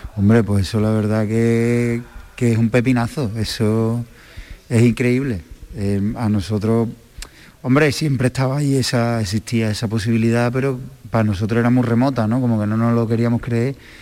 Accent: Mérida, Extremadura, Spain; moved away; me voy a mi pueblo, a Mérida

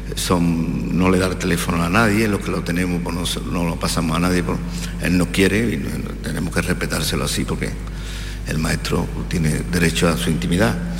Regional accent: Lebrija, Andalusia, Spain; yo soy de Lebría

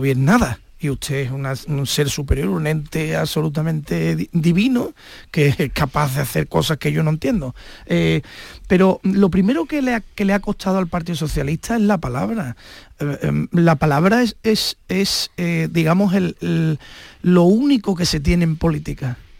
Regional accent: Spain; Somos los españoles

